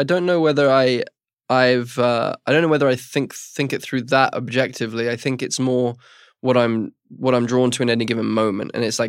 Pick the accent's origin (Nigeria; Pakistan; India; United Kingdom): United Kingdom; England; and I'm overly English and therefore overly cautious about bothering people